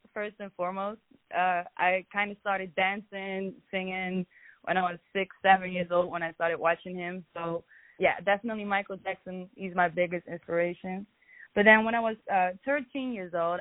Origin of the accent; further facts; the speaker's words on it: Amsterdam, North Holland, Netherlands; moved away as an adult; now in Los Angeles, United States; I'm from Amsterdam originally. So I came to Los Angeles a few months ago.